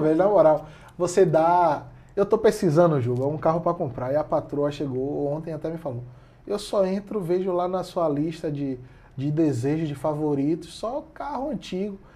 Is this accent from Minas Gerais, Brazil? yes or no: no; Salvador, Bahia, Brazil; que sou de Salvador